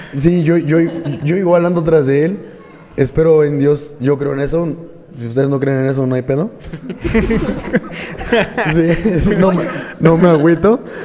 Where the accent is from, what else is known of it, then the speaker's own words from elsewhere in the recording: Tula de Allende, Hidalgo, Mexico; soy originario aquí de Tula de Allende Hidalgo